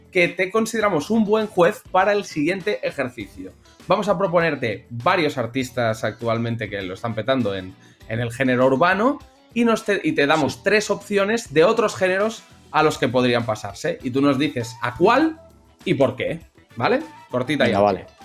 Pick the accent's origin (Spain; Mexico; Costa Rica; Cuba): Spain; Barcelona, Catalonia; los que somos de Barna